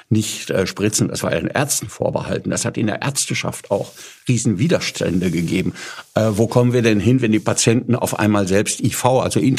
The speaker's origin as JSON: {"language": "German", "town": "Paderborn", "region": "North Rhine-Westphalia", "country": "Germany", "tie": "born or raised there", "said": "Also ich bin ähm, in Paderborn aufgewachsen."}